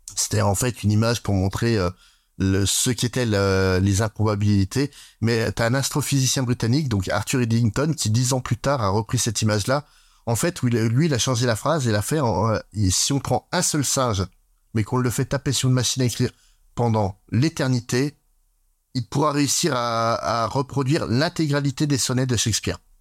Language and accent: French; France; chez nous en France